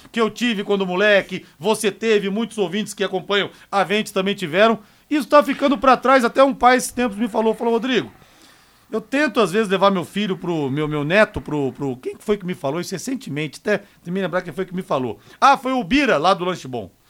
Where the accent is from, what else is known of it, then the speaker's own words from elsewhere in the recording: São José dos Campos, São Paulo, Brazil; eu sou paulista, sou de São José dos Campos, e eu peguei um tempo na minha adolescência que eu ia muito ver jogos do São Paulo no Morumbi